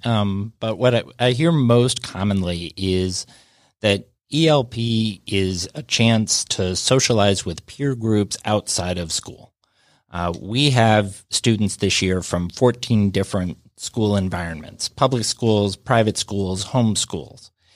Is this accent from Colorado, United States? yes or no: yes; Denver, Colorado, United States; moved away as an adult; also born or lived in Atlanta; now in Alpharetta, United States; I grew up in Denver